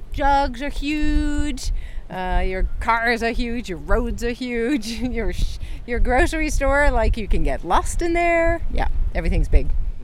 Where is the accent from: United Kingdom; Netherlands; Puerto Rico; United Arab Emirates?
Netherlands; moved away; also born or lived in Reno, United States; I'm from the Netherlands.